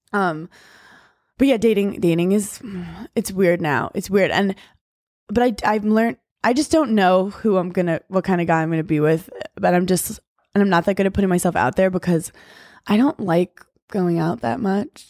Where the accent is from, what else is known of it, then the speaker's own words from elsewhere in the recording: New York City, New York, United States; I grew up in New York City